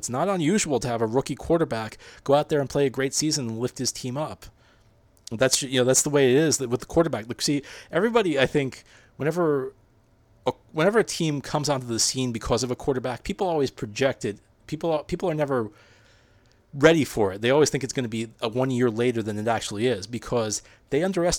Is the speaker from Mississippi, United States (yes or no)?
no; New Jersey, United States; I'm a Jersey guy. I grew up in Jersey